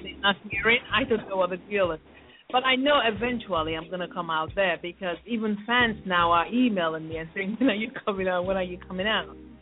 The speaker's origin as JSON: {"language": "English", "country": "Nigeria", "said": "I'm a Nigerian"}